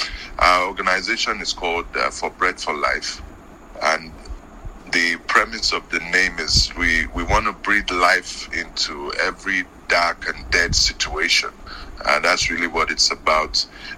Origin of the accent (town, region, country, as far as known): Nigeria; moved away as an adult; also born or lived in United States; now in Canada